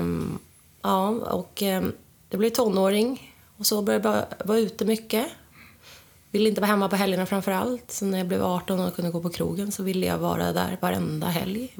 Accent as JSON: {"language": "Swedish", "town": "Tyresö", "region": "Stockholm County", "country": "Sweden", "tie": "born or raised there", "also_born_or_lived": "Sydney, Australia", "said": "jag är uppvuxen i Tyresö, mm. här i Stockholm, med min mamma och min pappa"}